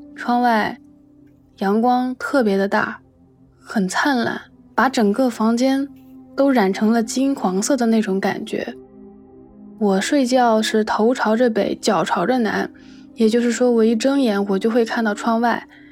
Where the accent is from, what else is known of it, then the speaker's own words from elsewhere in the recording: Shenzhen, Guangdong, China; 今年二十五岁，我来自深圳，现在是一名插画师